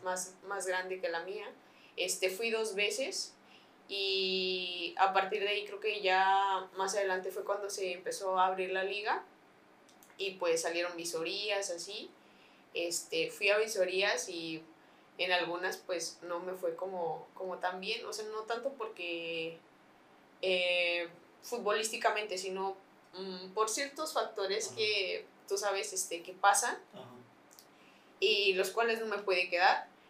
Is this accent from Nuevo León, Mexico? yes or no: no; San Luis Potosí, Mexico; donde vivo, de donde soy